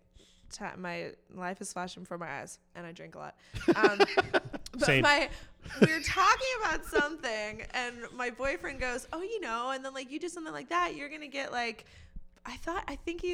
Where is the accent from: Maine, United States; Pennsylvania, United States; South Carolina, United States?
Pennsylvania, United States; Clarion; Like 90 minutes north of Pittsburgh is where I'm from. Clarion, Pennsylvania, the autumn leaf capital of the world